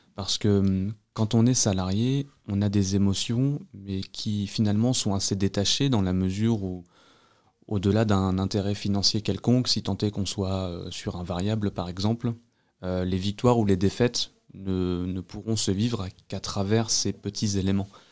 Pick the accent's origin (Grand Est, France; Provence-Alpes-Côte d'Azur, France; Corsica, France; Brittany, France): Grand Est, France; Vosges; also born or lived in Normandy; now in Agen, France; je suis pas originaire de la région, je suis des Vosges